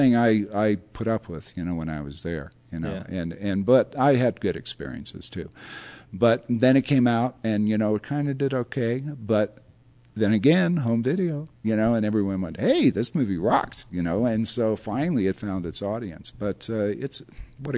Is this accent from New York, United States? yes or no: no; San Diego, California, United States; moved away as an adult; also born or lived in Los Angeles; Bill and I go back to the early 1970s because we're both from San Diego